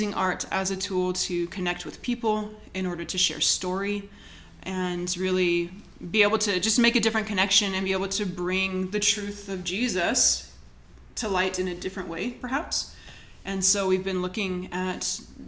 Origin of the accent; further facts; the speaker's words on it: California, United States; moved away as an adult; also born or lived in Australia; now in Mexico; I grew up in California